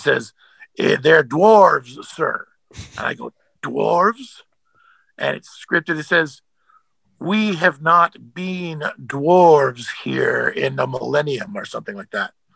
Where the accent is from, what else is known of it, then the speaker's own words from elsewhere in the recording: Canada; I'm from Canada